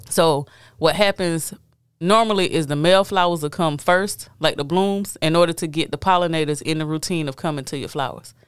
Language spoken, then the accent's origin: English; United States; me being African American